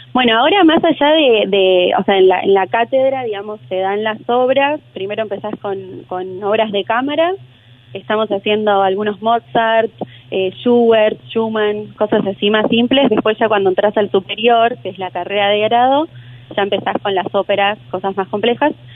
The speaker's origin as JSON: {"language": "Spanish", "town": "Junín", "region": "Buenos Aires Province", "country": "Argentina", "tie": "born or raised there", "said": "yo soy de Junín y ella es de Junín también, eh, Junín Buenos Aires, y ahí la escuché cuando era chica"}